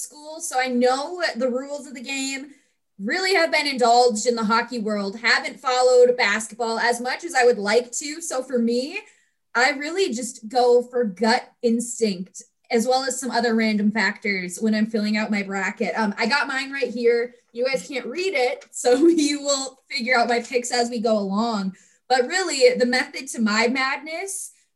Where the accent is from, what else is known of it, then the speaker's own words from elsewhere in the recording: Rochester, Minnesota, United States; from Rochester, Minnesota, my hometown